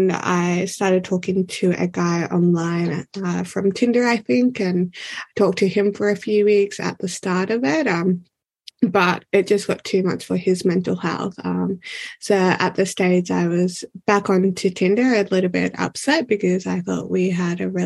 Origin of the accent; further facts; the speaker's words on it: Victoria, Australia; I love growing up in Australia. I love being Australian.